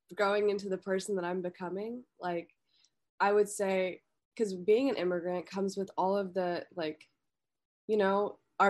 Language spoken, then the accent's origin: English; United States; also born or lived in India; I'm an American. Like, I'm an American citizen. I was raised here